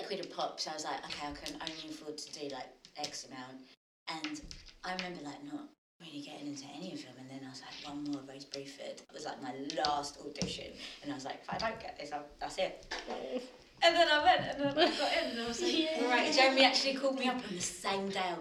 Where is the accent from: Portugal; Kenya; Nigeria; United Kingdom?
United Kingdom; London; I grew up in Tottenham